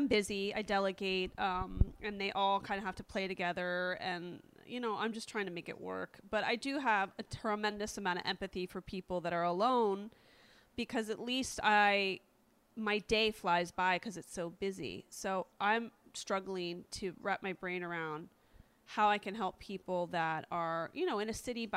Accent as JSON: {"language": "English", "region": "East Coast", "country": "United States", "moved": "yes", "lives_now": "California, United States", "said": "I'm from the East Coast"}